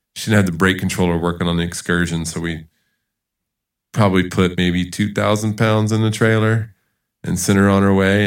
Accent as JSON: {"language": "English", "town": "Charleston", "region": "South Carolina", "country": "United States", "tie": "born or raised there", "also_born_or_lived": "Georgia / Utah", "moved": "as an adult", "lives_now": "El Paso, United States", "said": "I was born in Georgia and grew up in Charleston, South Carolina"}